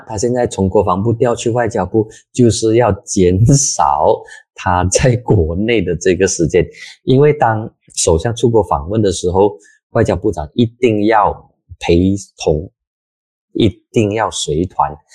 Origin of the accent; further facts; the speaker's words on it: Penang, Malaysia; 大部分的槟城人，我老家的这些朋友